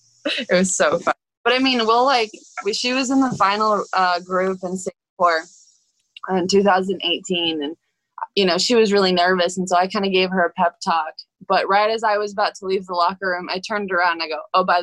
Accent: Bradenton, Florida, United States; So we're originally from Bradenton, Florida.

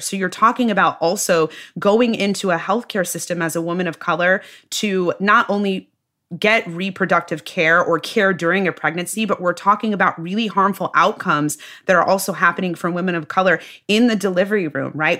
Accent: Midwest, United States; I'm from the Midwest, tried and true Midwesterner. Uh, my whole family's from the Midwest

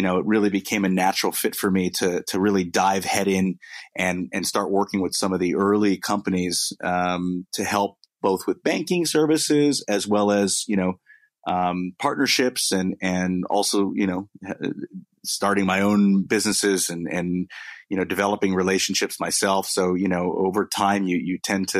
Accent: United States; accent: American; moved away as an adult; now in London, United Kingdom; my American accent. But I am a full blown British citizen

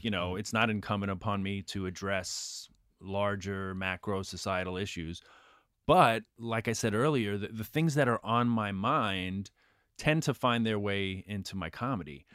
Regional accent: New York City, New York, United States; I grew up in Queens

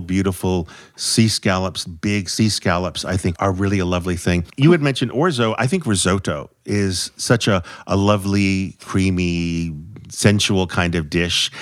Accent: New England, United States; I'm from New England

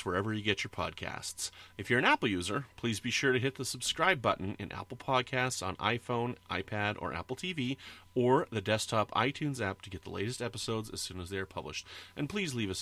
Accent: Canada; I'm Canadian

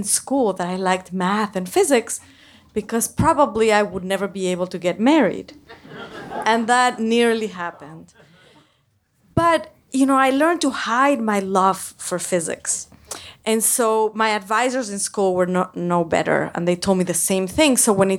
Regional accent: Mexico City, Mexico; moved away; I grew up in Mexico City in a community that was fairly conservative and discouraged women from pursuing a career in science.

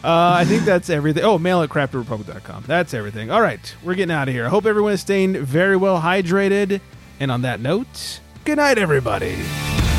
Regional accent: California, United States; moved away; I'm from California.

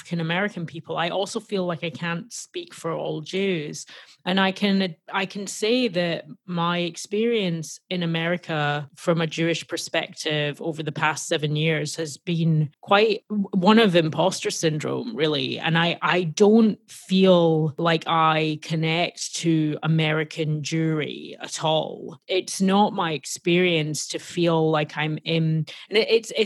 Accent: Glasgow, Scotland, United Kingdom; now in United States; I grew up in Glasgow in Scotland

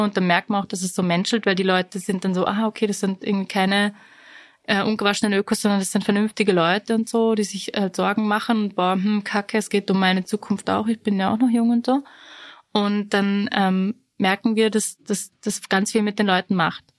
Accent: Vorarlberg, Austria; Und ich bin ja aus Vorarlberg

